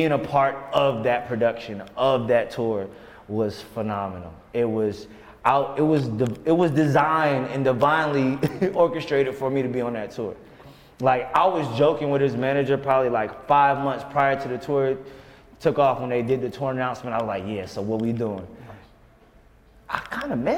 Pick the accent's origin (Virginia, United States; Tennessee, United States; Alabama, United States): Virginia, United States; we're both from Virginia